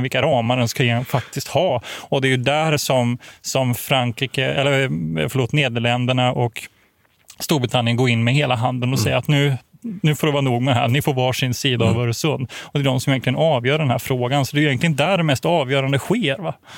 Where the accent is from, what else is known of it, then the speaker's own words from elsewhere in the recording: Växjö, Kronoberg County, Sweden; Jag är född i Växjö.